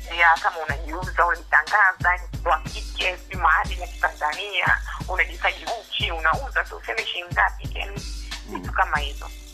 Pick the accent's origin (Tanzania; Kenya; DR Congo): Tanzania; Dar es Salaam; nimezaliwa Dar es